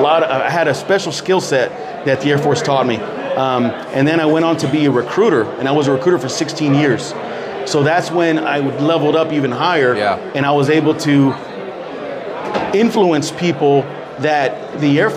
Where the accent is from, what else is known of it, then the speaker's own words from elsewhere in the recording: San Antonio, Texas, United States; I grew up here in San Antonio